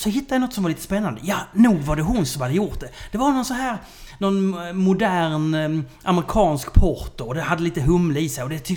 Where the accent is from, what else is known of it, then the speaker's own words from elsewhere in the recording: Nyköping, Södermanland, Sweden; jag kom från Nyköping.